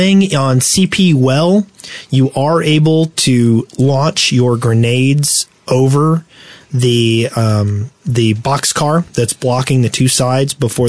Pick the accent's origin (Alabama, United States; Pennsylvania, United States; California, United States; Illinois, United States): Alabama, United States; I grew up on pyro around here.